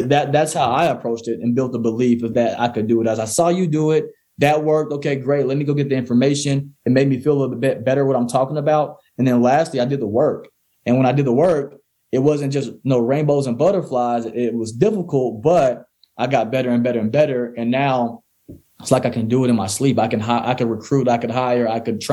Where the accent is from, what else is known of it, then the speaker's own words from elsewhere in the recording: Mississippi, United States; I grew up in Mississippi where it wasn't really the greatest area